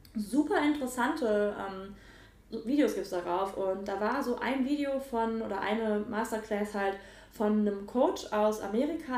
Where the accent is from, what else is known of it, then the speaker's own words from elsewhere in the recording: Nettetal, North Rhine-Westphalia, Germany; also born or lived in Mönchengladbach; Nettetal, wo ich groß geworden bin.